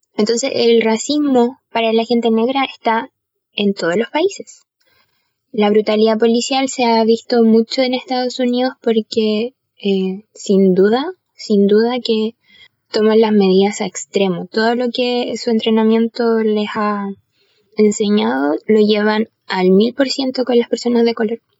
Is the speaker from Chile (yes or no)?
yes; Chile